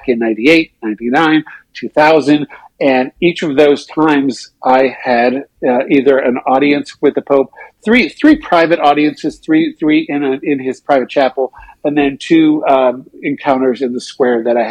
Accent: Saskatchewan, Canada; I grew up in Saskatchewan

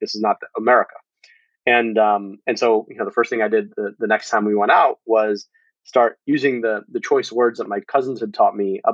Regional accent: United States; having been born and raised in this country

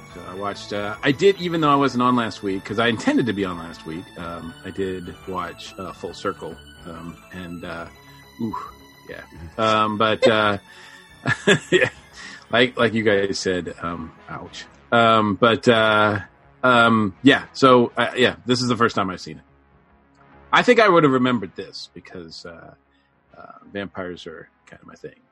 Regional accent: Massachusetts, United States; growing up in Massachusetts

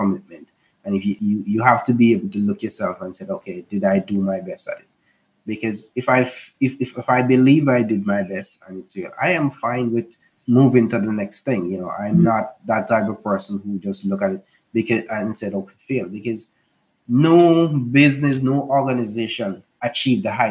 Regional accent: Jamaica; we're from Jamaica

